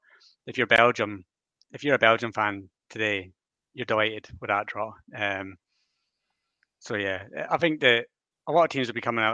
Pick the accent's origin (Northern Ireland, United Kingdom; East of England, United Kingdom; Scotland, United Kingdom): Scotland, United Kingdom; I am Scottish